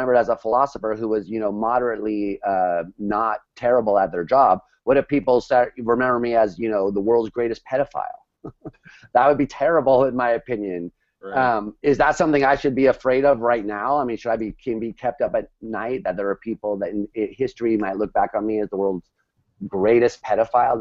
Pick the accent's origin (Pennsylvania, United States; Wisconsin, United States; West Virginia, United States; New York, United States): New York, United States; New York City; as a New Yorker